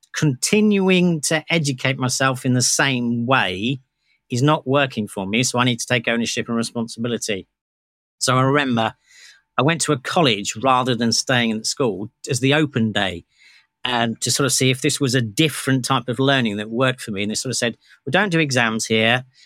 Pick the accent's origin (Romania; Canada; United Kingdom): United Kingdom; I'm British.